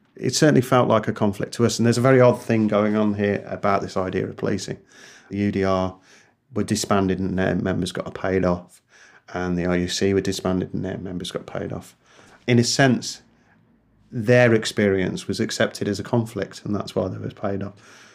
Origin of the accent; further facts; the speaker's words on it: England, United Kingdom; now in Northern Ireland; I think of myself as an Englishman who lives in Ireland